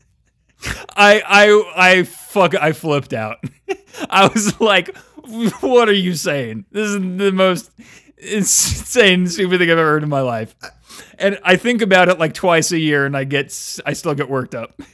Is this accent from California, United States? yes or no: yes; Oakley, California, United States; I was from Oakley?